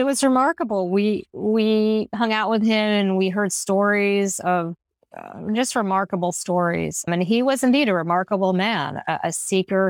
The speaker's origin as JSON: {"language": "English", "region": "New York", "country": "United States", "said": "As a New Yorker"}